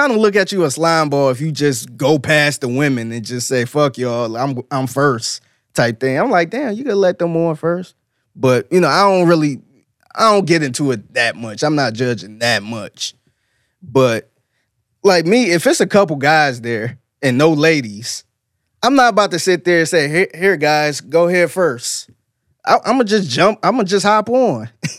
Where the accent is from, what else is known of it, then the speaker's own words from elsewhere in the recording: North Carolina, United States; Oh, okay, my husband came up from Houston, yeah. We're actually from North Carolina.